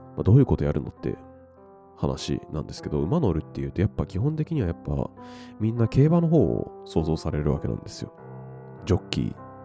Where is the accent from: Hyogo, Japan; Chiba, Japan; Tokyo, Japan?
Chiba, Japan; Funabashi; also born or lived in Shiki, Saitama; 高校までは千葉県船橋市でずっとそ生まれ育って